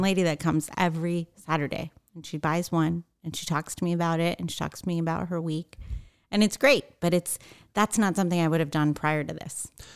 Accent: East Coast, United States; moved away as an adult; also born or lived in New York / Washington, D.C. / Northern California; now in Orange County, United States; I grew up on the East Coast.

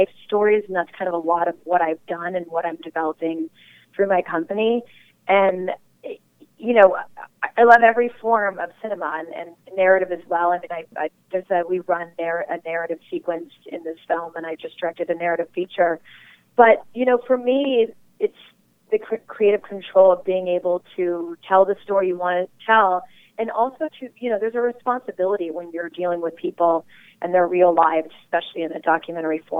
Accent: Valencia, California, United States; also born or lived in Hollywood; I grew up not too far from L.A. I grew up in Valencia, 20 minutes away

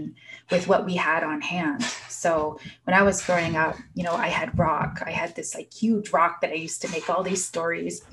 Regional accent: Southern Ontario, Canada; also born or lived in Prince Albert, Saskatchewan; I was born in Prince Albert, Saskatchewan, and then adopted out and traveled east, and now, you know, pretty much raised in Southern Ontario

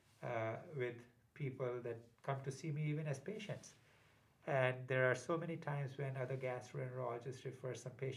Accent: India; moved away as an adult; also born or lived in Uniontown, Pennsylvania; now in United States; growing up in India

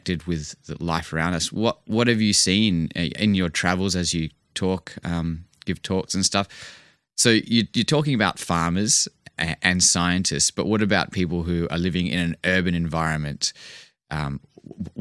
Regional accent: Vancouver, British Columbia, Canada; now in Perth, Australia; growing up in Vancouver

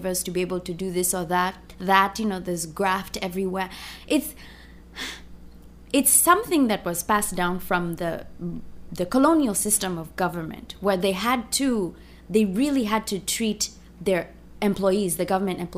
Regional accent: Kenya; moved away as an adult; now in United States; as a Kenyan

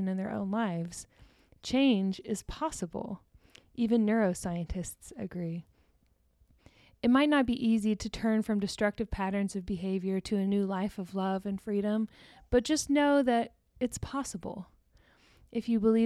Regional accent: Deer Park, Texas, United States; my hometown, shout out to Deer Park, Texas

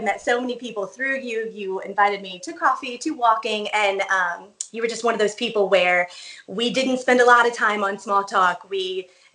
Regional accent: Chicago, Illinois, United States; moved away as an adult; also born or lived in Johnson City, Tennessee; I grew up around Chicago area, so I'm very northern

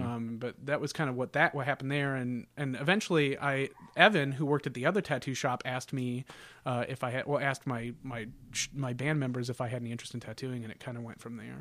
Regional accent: Clyde, Ohio, United States; moved away as an adult; also born or lived in Bowling Green, Ohio; now in Cincinnati, United States; from Northern Ohio, uh, lots of cornfields, soybean fields, um, lots of television. uh, growing up

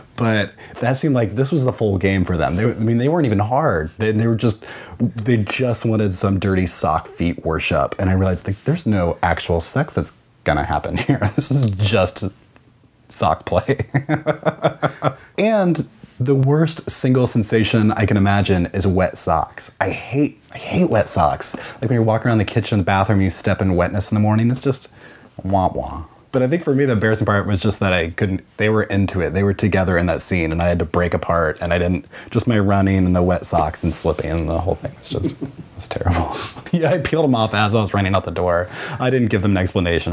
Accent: Kansas, United States; I am originally from Kansas

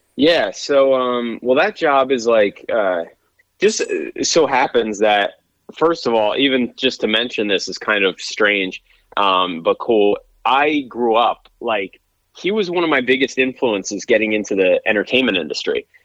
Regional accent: Pennsylvania, United States; moved away; I grew up in Pennsylvania

